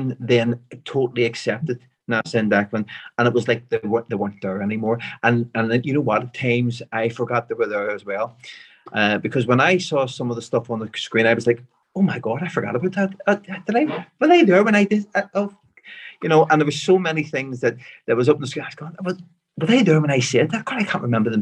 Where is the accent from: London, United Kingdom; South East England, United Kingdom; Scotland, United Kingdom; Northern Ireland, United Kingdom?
Northern Ireland, United Kingdom; Belfast; I'm from West Belfast. I was raised in Lenadoon, an area called Lenadoon